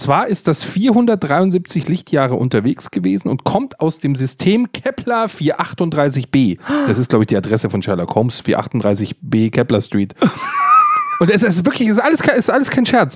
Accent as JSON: {"language": "German", "region": "Bavaria", "country": "Germany", "said": "ich als Bayer"}